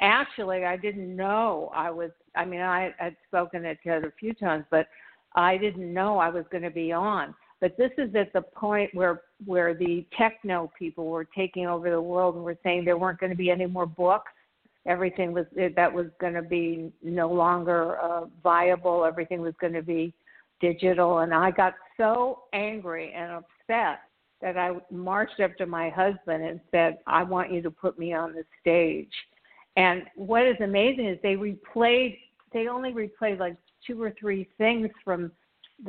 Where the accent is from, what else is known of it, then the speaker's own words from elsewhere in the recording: Beverly Hills, California, United States; now in Miami, United States; I grew up in Beverly Hills 90210